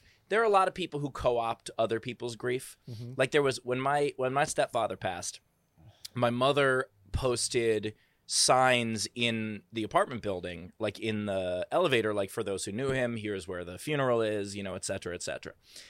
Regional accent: Queens, New York, United States; I am a bit of an expert on it because I am from Queens, New York

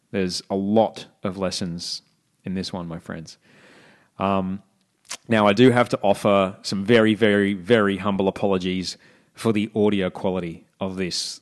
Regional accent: Brisbane, Queensland, Australia; moved away as an adult; also born or lived in Sydney; now in Los Angeles, United States; what I grew up with in Brisbane

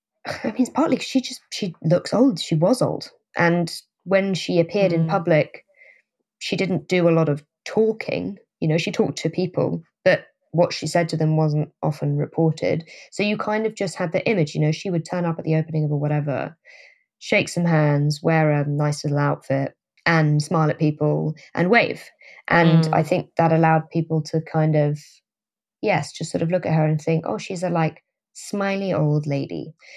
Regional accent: London, United Kingdom; But yeah, I grew up in London. So I was obviously, I guess, near to where the royals were a lot of the time.

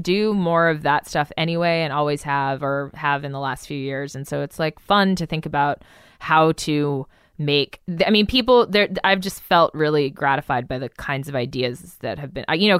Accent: Albuquerque, New Mexico, United States; moved away as an adult; also born or lived in New York City; I'm from New Mexico.

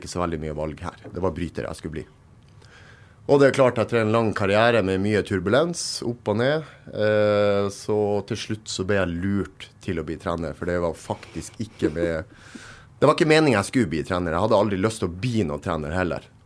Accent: Narvik, Nordland, Norway; Jeg er født og oppvokst i Narvik

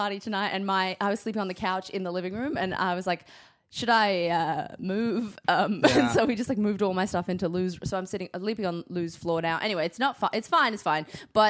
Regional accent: Queensland, Australia; also born or lived in New Zealand; now in Melbourne, Australia; My family's from New Zealand, but I grew up in Queensland for the most part.

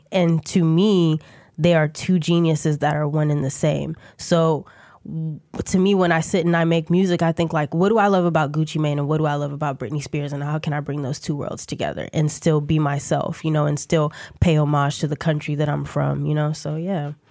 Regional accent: Ghana; also born or lived in New York / Atlanta / New Jersey; I'm from Ghana, so my whole family um, lives, resides in Ghana. I was born in New York and then went straight to Ghana. So I lived there till I was eight.

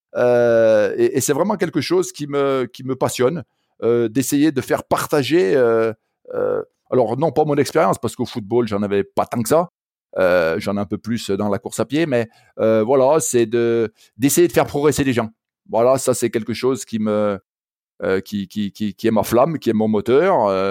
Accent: Saint-Étienne, Auvergne-Rhône-Alpes, France; À l'origine, moi, je, suis stéphanois. Alors peut-être que mon accent déjà euh, l'aura laissé entendre

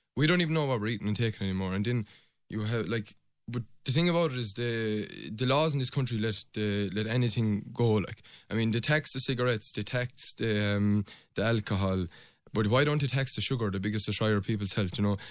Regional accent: Pallasgreen, Munster, Ireland; I'm from Palace Green. My mother's from Tornafulla, so there's good old blood inside me

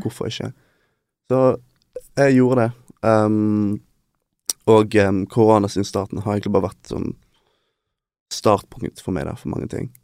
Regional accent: Bergen, Vestland, Norway; also born or lived in Denmark; dette her er der vi er fra

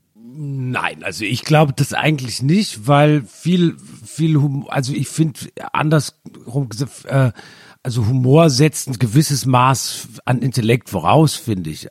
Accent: Germany; ich bin ja sehr nah an Frankreich aufgewachsen

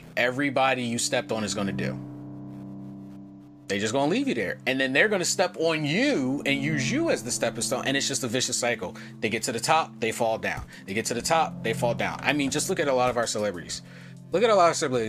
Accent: United States; also born or lived in Japan; I'm American

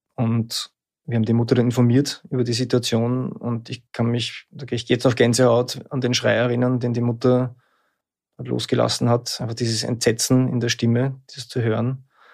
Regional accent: Lower Austria, Austria; now in Vienna, Austria; Ich bin in Niederösterreich aufgewachsen. Ich lebe in Wien.

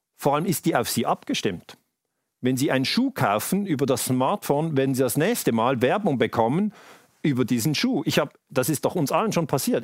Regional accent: Switzerland; Bei uns in der Schweiz

